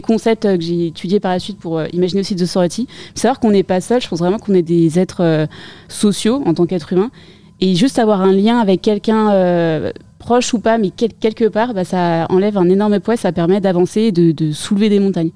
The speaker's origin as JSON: {"language": "French", "area": "Paris region", "region": "Île-de-France", "country": "France", "tie": "born or raised there", "said": "j'ai été élevée en région parisienne"}